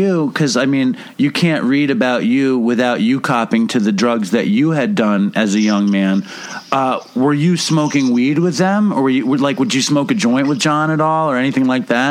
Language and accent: English; New York City, New York, United States; And I grew up in Manhattan